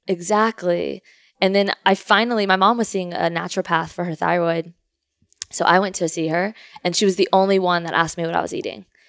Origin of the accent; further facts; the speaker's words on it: Houston, Texas, United States; also born or lived in Louisiana; I grew up in Kingwood, Texas, Houston